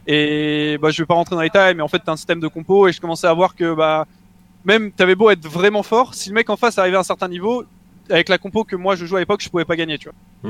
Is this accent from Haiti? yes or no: no; Mougins, Provence-Alpes-Côte d'Azur, France; je viens de exactement de Mougins, donc c'est une petite ville à côté de Cannes